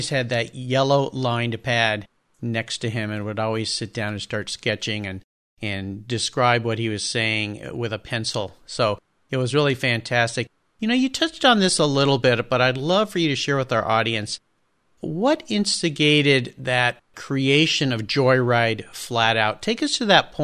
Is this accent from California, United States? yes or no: yes; Southern California, United States; I grew up in Southern California around that hot rod car culture